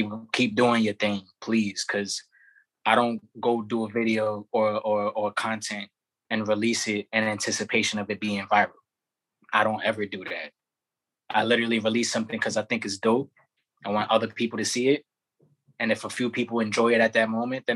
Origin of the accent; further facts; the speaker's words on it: New York City, New York, United States; also born or lived in Bushwick, Brooklyn; I'm from Brownsville originally, and then I'll say like around 12 to like mid-20s, I was in Bushwick